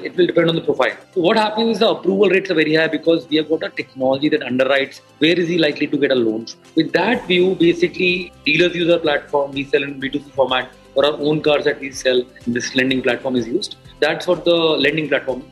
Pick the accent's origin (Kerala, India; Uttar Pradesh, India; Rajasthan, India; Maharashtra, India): Rajasthan, India; Jaipur; moved away as an adult; also born or lived in Delhi / Austin, Texas; I'm from Jaipur, a small town, and did my education